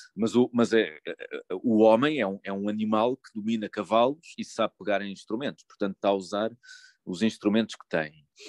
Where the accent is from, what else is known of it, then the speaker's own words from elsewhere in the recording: Lisbon, Portugal; eu sou de Lisboa